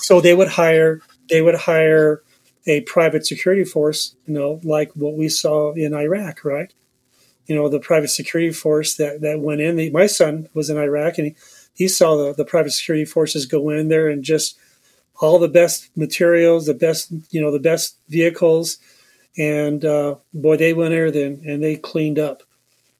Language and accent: English; United States; as an American or U.S. guy